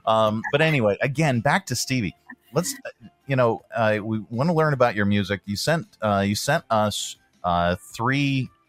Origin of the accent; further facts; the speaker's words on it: Johnstown, Pennsylvania, United States; moved away; we were talking about both coming from the Pittsburgh area. I was born in Johnstown.